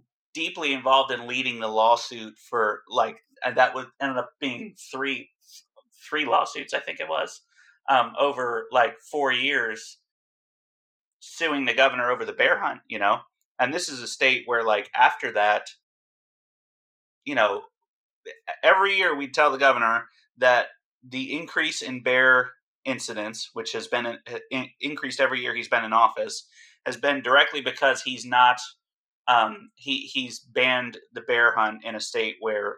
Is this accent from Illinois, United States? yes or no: no; New Jersey, United States; New Jersey is my home state